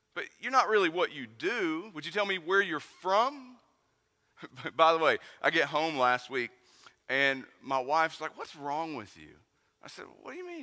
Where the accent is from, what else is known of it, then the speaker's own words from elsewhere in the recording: East Tennessee, United States; I'm from East Tennessee.